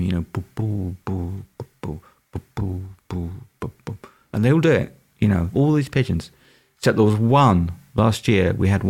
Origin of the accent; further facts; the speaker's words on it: London, United Kingdom; So they were a local band where I was growing up in East London.